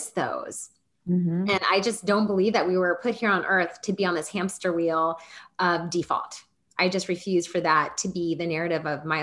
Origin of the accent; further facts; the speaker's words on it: Kentucky, United States; also born or lived in Nashville, Tennessee; now in Wilmington, United States; we have known each other since middle school, and we have lived very similar lives growing up, in the sense that we both have 5 brothers. We're both the only girl. We're from Kentucky.